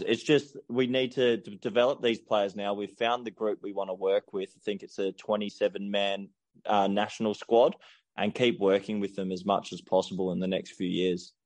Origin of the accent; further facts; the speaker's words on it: Australia; moved away as an adult; now in Spain; I was brought up in Australia